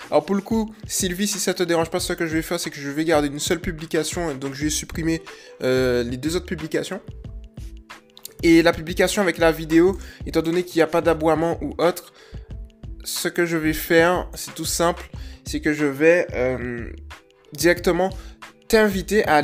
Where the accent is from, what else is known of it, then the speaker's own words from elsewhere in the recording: Toulon, Provence-Alpes-Côte d'Azur, France; Je vais en Bretagne depuis un an et demi. Je viens de Toulon d'ailleurs, je vais repartir fin mai.